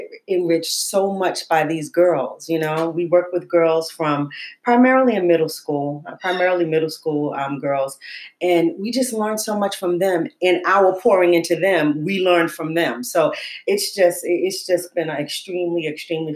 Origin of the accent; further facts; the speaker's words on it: New York City, New York, United States; I grew up in Harlem